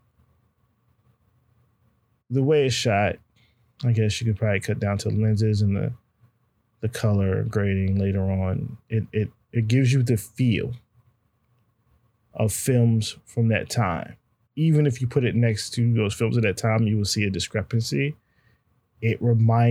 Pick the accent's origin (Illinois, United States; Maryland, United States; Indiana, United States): Maryland, United States; Prince George's County; also born or lived in Brooklyn, New York; now in Washington, D.C., United States; I grew up in PG County and I live in D.C. now.